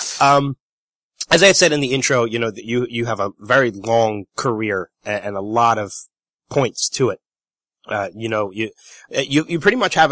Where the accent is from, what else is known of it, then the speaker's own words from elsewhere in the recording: Roebling, New Jersey, United States; now in Pennsylvania, United States; I'm actually from Central Jersey, a little town called, well, there's two towns. More people know Florence, but there's a tinier town kind of attached to it in the same county called Roebling.